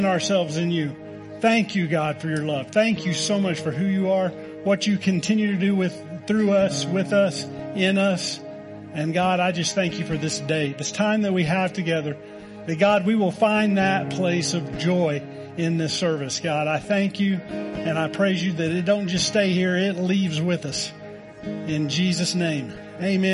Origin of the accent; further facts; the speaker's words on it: Oklahoma, United States; moved away; I'm from Oklahoma